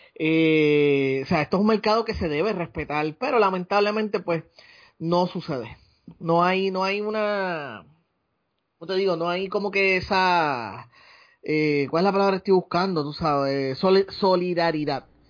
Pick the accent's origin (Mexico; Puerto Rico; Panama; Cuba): Puerto Rico; Ponce; moved away as an adult; also born or lived in United States / Aguadilla, Puerto Rico; now in San Juan, Puerto Rico; yo nací, y me crié en Ponce.